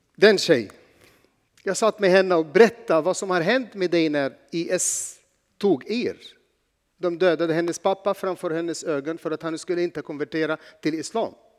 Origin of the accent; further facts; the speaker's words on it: Egypt; Swedish is a second language; now in Sweden; jag är inte född här, men jag är född i Egypten